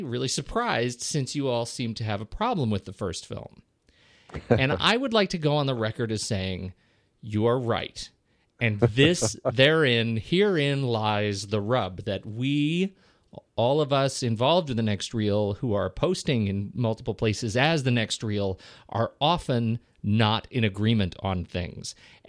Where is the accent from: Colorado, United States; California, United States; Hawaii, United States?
Colorado, United States; Colorado Springs; also born or lived in Oklahoma; I'm from Colorado Springs. Originally grew up. I was born in Oklahoma, but I didn't spend a long time there.